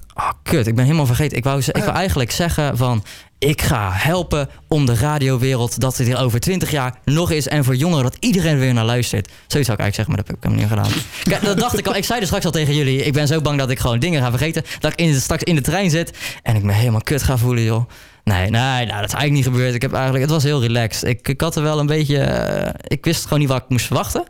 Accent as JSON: {"language": "Dutch", "area": "near Breda", "region": "North Brabant", "country": "Netherlands", "said": "Ik kom uit Oostruid, dat ligt bij Breda. Een lekkere Brabantse jongen natuurlijk"}